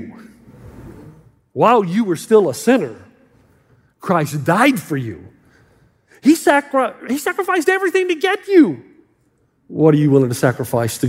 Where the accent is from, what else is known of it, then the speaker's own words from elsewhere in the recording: the South, United States; moved away as an adult; now in California, United States; I'm from the South. We're much more conservative